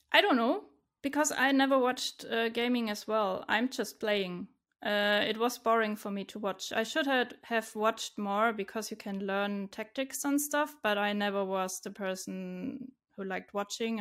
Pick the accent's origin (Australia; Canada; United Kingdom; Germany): Germany; Stuttgart, Baden-Württemberg; I'm from Germany, from Stuttgart. It's in the southwest.